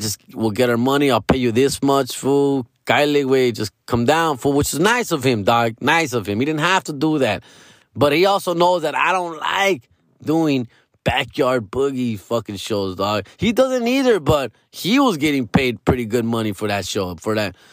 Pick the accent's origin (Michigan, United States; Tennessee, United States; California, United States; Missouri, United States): California, United States; Los Angeles; I'm from Los Angeles